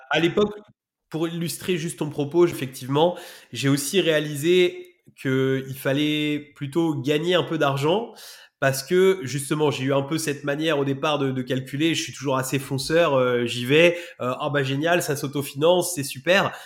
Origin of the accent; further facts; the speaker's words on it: Rouen, Normandy, France; j'ai grandi, j'ai grandi à Rouen